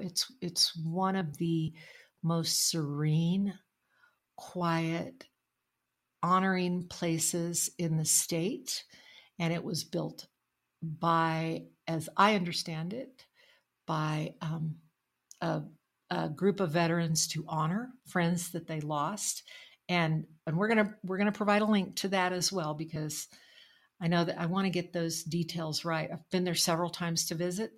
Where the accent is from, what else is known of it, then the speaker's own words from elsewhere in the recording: Logan, New Mexico, United States; also born or lived in North Carolina; now in Santa Fe, United States; where I grew up, which is near Tucumcari, where I grew up in Logan